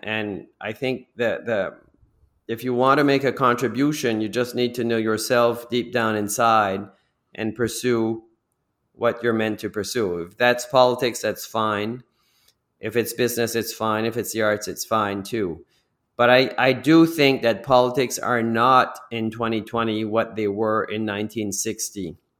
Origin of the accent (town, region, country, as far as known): New Brunswick, Canada; moved away as an adult; also born or lived in Toronto